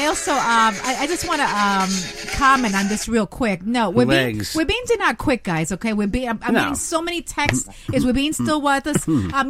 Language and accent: English; New Jersey, United States; maybe I was born and raised in New Jersey, but come on. Todavía soy Latina.